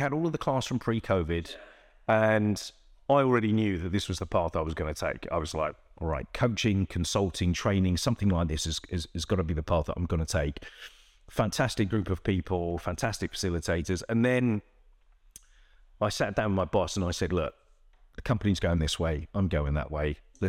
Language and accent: English; London, United Kingdom; I grew up in Northwest London. There were bits of where we lived where you needed street smarts.